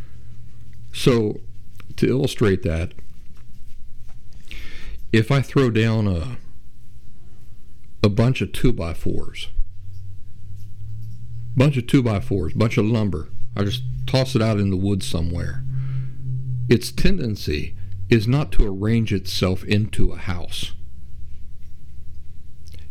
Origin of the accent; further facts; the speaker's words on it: Appalachia, United States; growing up in Appalachia